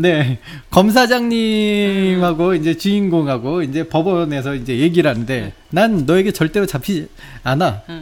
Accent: South Korea; 저 어렸을 때부터 한국에 살았는데

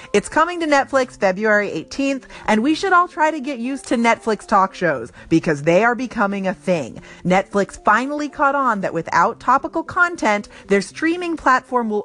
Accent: West Coast, United States; I'm from the West Coast

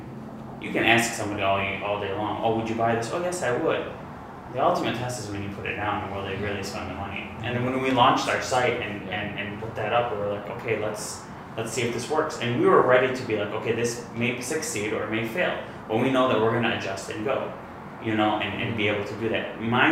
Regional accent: Detroit, Michigan, United States; Obviously, we're from Detroit. You know, we're from this area, born and raised for myself.

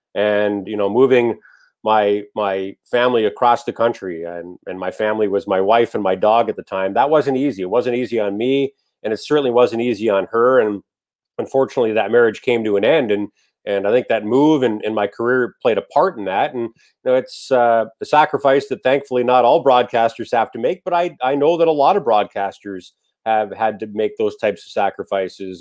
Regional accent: Port Colborne, Ontario, Canada; my hometown of Port Colborne, Ontario

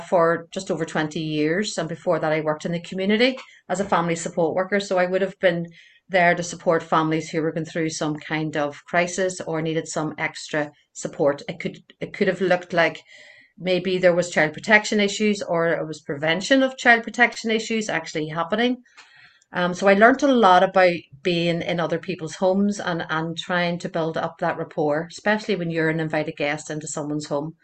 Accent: Belfast, Northern Ireland, United Kingdom; I grew up in North Belfast, and I'm still here.

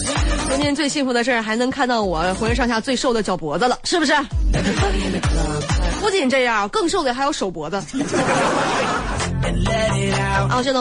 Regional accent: Northeast China, China; 我作为一个东北人啊

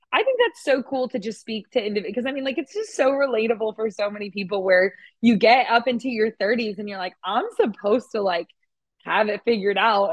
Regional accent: Oklahoma, United States; moved away as an adult; also born or lived in Norman, Oklahoma; now in Austin, United States; I grew up in Oklahoma

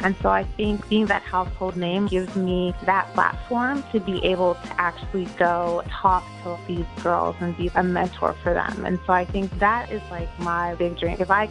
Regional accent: Baltimore, Maryland, United States; I grew up in Baltimore City

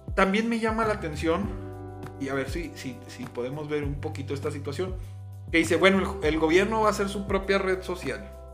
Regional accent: Ciudad Juárez, Chihuahua, Mexico; así como somos mexicanos, somos chihuahuenses

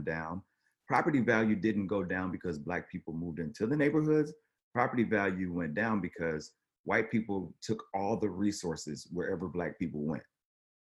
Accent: the South, United States; growing up in the South

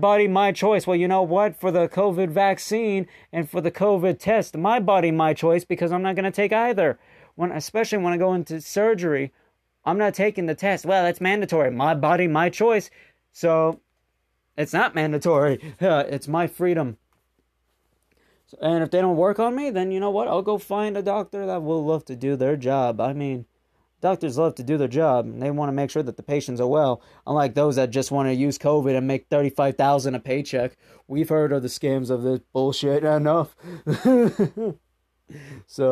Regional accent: United States; as an American

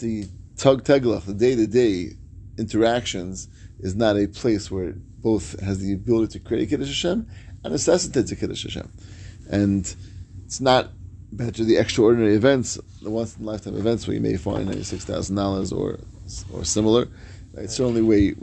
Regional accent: New York, United States; moved away; as a New Yorker

